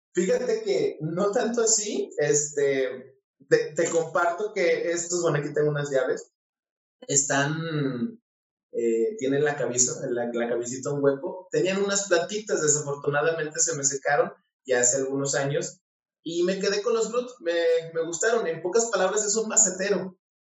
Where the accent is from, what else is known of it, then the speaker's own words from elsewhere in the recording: Mexico; por mi pueblo en México